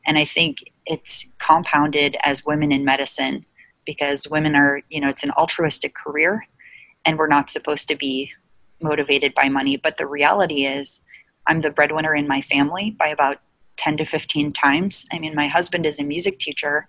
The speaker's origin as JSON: {"language": "English", "region": "New Jersey", "country": "United States", "said": "I'm from New Jersey"}